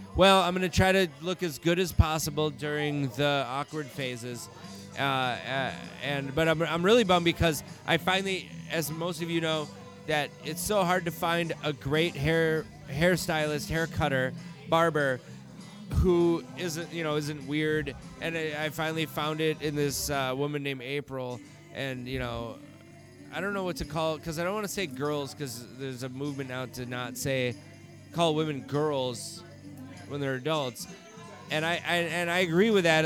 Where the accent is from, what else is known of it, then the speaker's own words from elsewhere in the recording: Stillwater, Minnesota, United States; also born or lived in Stockton, California; I was not born here